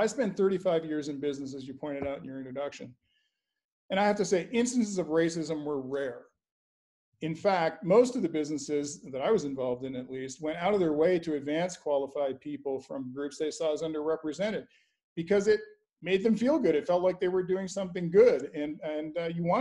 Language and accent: English; Canada; now in United States; I'm an American by choice, not by birth. I grew up in Canada, and I admired America so much that I decided I'd do everything I could to emigrate here.